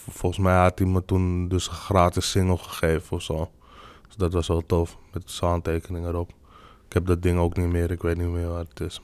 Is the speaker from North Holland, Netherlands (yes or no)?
yes; Amsterdam, North Holland, Netherlands; ik ben gewoon hier in Nederland geboren. Alleen ik ben gewoon anders opgegroeid dan de meeste autochtone Nederlanders. Omdat ik gewoon in een buurt ben opgegroeid waar niet zoveel autochtone Nederlanders woonden